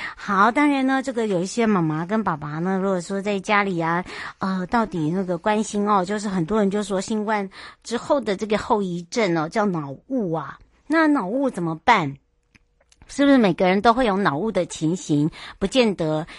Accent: Hualien, Hualien County, Taiwan; 我的故乡花莲

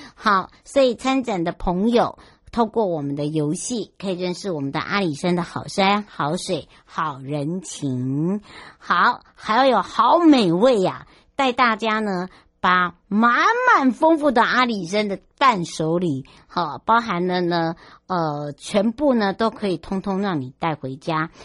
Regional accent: Hualien-Taitung, Taiwan; 回到我的故乡花东

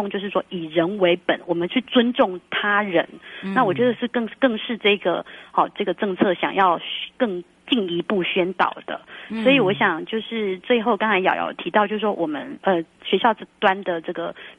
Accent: Taiwan; 我们闽南人安龟龟也很平安，也是很福气的。

